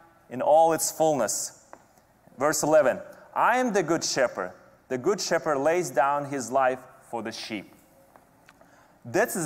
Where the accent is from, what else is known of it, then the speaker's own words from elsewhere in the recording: Kazakhstan; moved away; every summer growing up in Kazakhstan